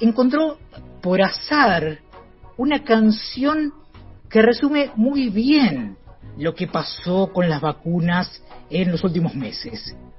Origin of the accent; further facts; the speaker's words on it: Argentina; la pobre patria mía